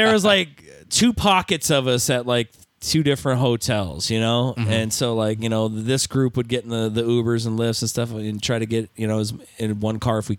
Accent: Stockton, California, United States; We are from Stockton.

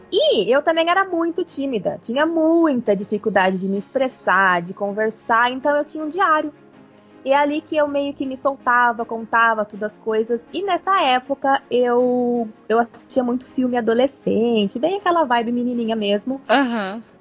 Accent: São Paulo, Brazil; Primeira, interior de São Paulo.

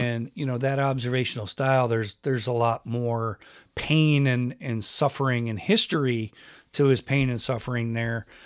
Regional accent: Rochester, New York, United States; moved away as an adult; also born or lived in California; I grew up in Rochester

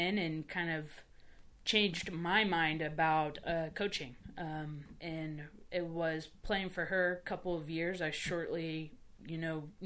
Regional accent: Spring, Texas, United States; I grew up in Houston, Texas, Spring, Texas. It's just north side of Houston

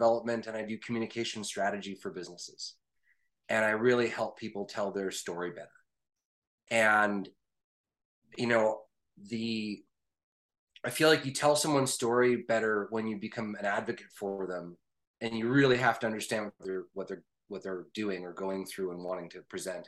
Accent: Canada; I am a Canadian

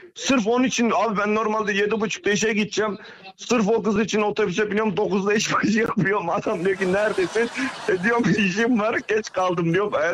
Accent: Kayseri, Kayseri Province, Turkey; ben Kayseriliyim

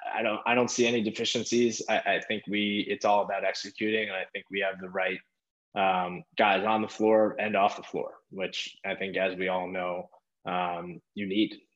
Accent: Long Island, New York, United States; my hometown is right beside the Coliseum

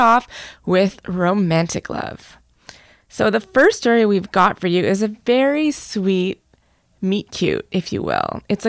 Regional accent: Ottawa, Ontario, Canada; I was born in Ottawa, but I feel like my experience merits 2.5 because my mom was born here. She grew up actually in Alberta, but she's of Indian origin. Both of her parents are Indian.

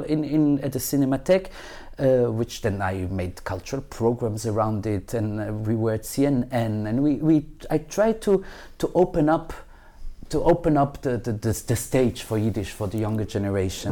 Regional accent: Belgium; now in Israel; I wasn't born here. I was born in Belgium

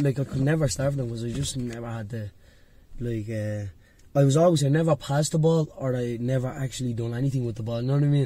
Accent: Dublin, Leinster, Ireland; I grew up in Dublin 1 where my, I had a youth club called NYP2.

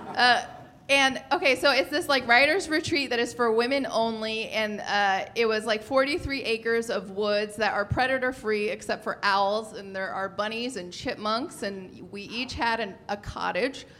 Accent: San Francisco, California, United States; I feel like I come from San Francisco

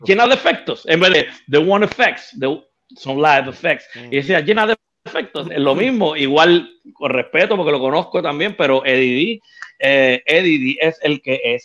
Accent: Bayamón, Puerto Rico; also born or lived in Ponce / Guaynabo / Loíza / Río Piedras; yo nací en Ponce, pero me crié en Bayamón, Guaynabo, eh, parte Loíza y Río Piedra

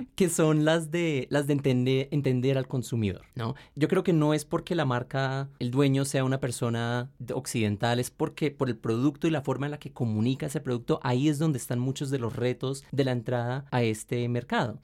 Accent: Colombia; tenemos una mentalidad acá en Colombia

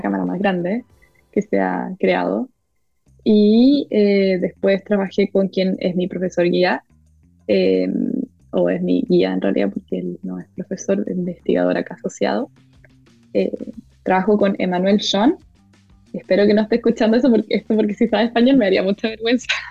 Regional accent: Chile; moved away as an adult; now in United States; soy de Chile

